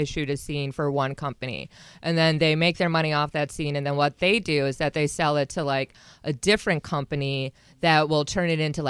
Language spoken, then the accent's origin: English; Wisconsin, United States; moved away as an adult; also born or lived in Florida; I'm originally from Wisconsin, and I first moved to Florida